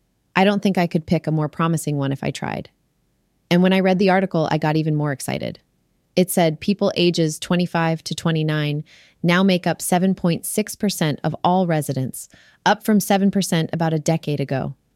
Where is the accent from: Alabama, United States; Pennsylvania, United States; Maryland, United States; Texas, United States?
Pennsylvania, United States; Monroeville; now in Silicon Valley, United States; I understand Pittsburgh pretty well because I grew up here in Monroeville. And I understand Silicon Valley pretty well because that's where I live now.